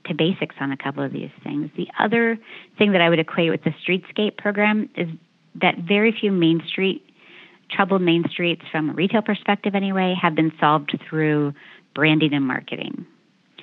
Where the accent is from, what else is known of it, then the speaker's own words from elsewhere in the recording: Danville, Pennsylvania, United States; moved away; in my hometown of Danville, Pennsylvania